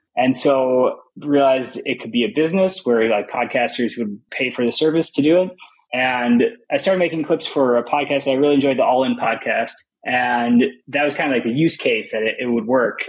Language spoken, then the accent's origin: English; Minnesota, United States; moved away as an adult; also born or lived in Madison, Wisconsin / France; I grew up in Minnesota, and I was there until I went to college in Madison, Wisconsin